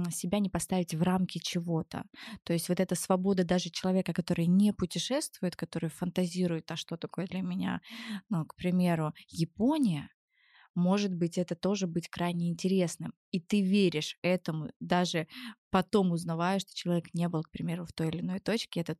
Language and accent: Russian; Germany; born there; Это так сложно, потому что я, в принципе, я родилась в Германии.